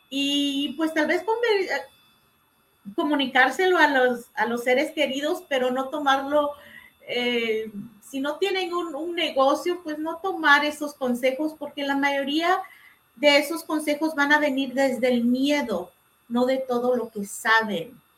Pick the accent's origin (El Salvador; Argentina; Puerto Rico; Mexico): El Salvador; moved away; cuando yo estaba creciendo en El Salvador